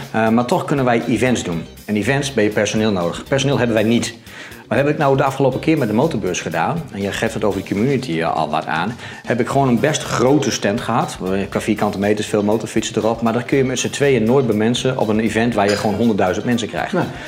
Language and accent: Dutch; central Netherlands, Netherlands; ik kom uit Midden-Nederland en daar hebben ze wat met eieren